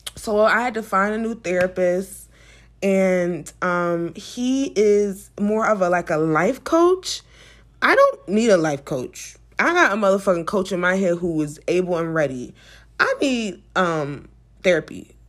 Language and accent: English; United States